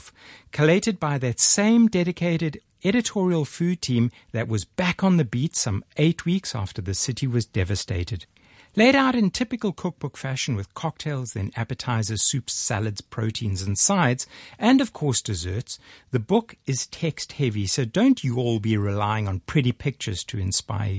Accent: Hillcrest, KwaZulu-Natal, South Africa; accent: South African; moved away as an adult; also born or lived in New Orleans; it was in my hometown of Hillcrest

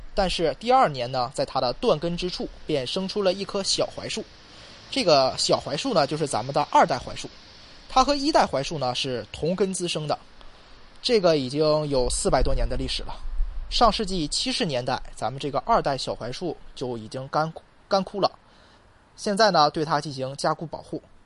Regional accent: Shanxi, China; 咱们山西是一个太平之地，因为是黄土高原嘛，所以四周呢总是有一些崇山峻岭，道路很少，易守难攻嘛

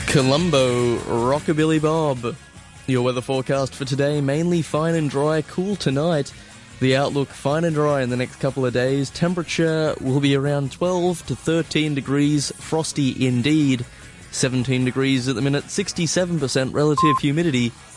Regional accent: Australia; now in Hong Kong; as an Australian fan

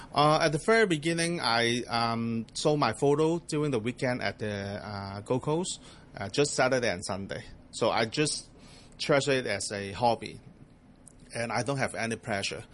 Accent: Hong Kong; also born or lived in Australia; I grew up here in Hong Kong

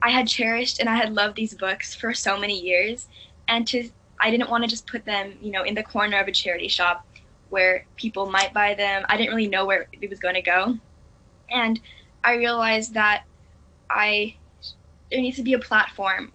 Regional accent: Hong Kong; also born or lived in Singapore; I was born in Singapore, but I've lived in Hong Kong for nearly all of my life. So, I really see Hong Kong as my home.

